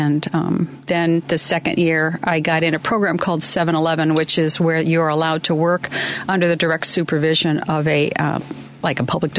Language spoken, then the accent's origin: English; La Grange, Illinois, United States; LaGrange. Yes. Went to LT.